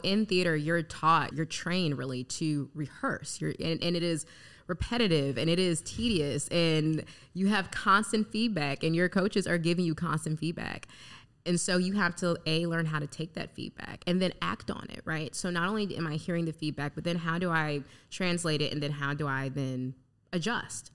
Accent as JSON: {"language": "English", "country": "United States", "tie": "born or raised there", "also_born_or_lived": "Gary, Indiana / Chicago, Illinois", "moved": "yes", "lives_now": "Fort Wayne, United States", "said": "I was raised in Gary and Chicago"}